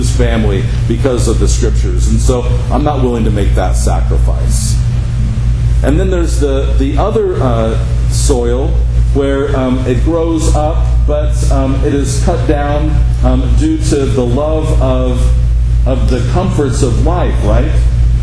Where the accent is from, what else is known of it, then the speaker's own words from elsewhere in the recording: Henderson, Nevada, United States; growing up in Henderson, right? Because I grew up on the side of Black Mountain